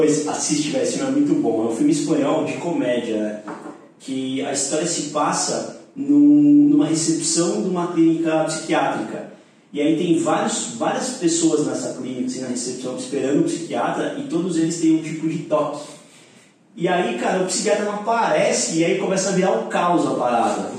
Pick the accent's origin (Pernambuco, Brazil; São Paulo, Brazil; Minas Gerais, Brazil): São Paulo, Brazil; São Bernardo do Campo; moved away as an adult; eu sou de São Bernardo, trabalhava numa academia desse tamanho, assim, eu tinha vindo pra São Paulo duas vezes na vida